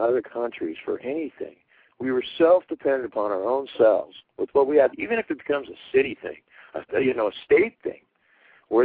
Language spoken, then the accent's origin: English; United States; I'm an American